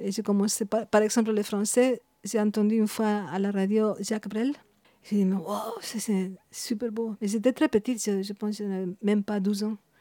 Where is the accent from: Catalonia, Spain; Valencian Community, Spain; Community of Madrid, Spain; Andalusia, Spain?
Community of Madrid, Spain; Madrid; French is a second language; moved away as an adult; also born or lived in Burgos; now in Belgium; Je suis née à Madrid